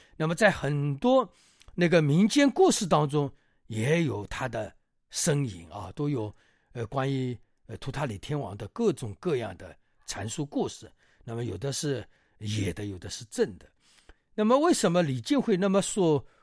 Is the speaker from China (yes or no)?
yes; China; 我们中国人